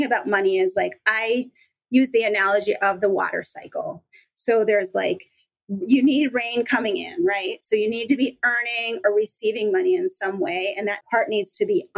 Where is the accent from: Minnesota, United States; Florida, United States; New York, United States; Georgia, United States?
Minnesota, United States; now in Washington, United States; I'm in Washington now. I grew up in Minnesota